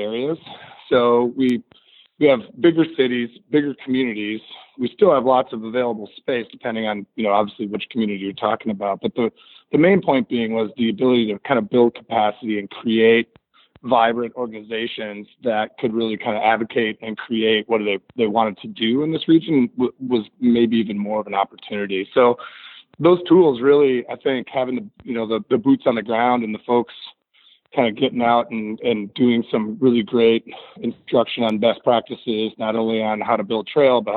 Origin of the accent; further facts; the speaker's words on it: Midwest, United States; I really have always felt as a Midwesterner